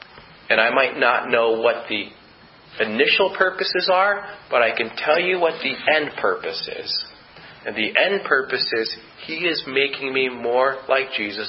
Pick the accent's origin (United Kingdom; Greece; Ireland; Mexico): United Kingdom; Scotland; I'm Scottish, by the way.